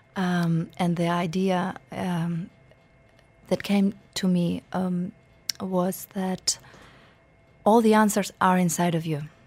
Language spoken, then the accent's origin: English; Ukraine; moved away as an adult; I'm originally from Ukraine, mm-hmm. born and raised